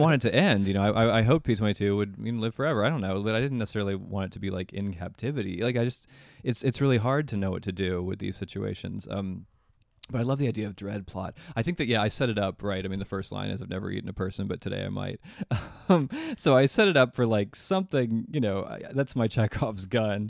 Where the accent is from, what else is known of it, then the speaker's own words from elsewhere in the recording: Charlottesville, Virginia, United States; moved away; also born or lived in New York / Los Angeles; my hometown of Charlottesville, Virginia